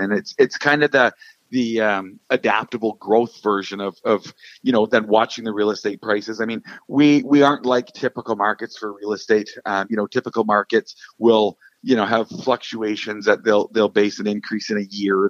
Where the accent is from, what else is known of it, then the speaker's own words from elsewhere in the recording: Fort St. John, British Columbia, Canada; born and raised in Fort St. John.